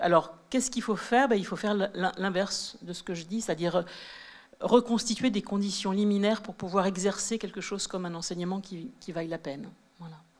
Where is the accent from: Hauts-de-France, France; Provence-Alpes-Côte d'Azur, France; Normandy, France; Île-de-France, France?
Île-de-France, France; Sceaux; moi, j'ai grandi à Sceaux, dans le sud de Paris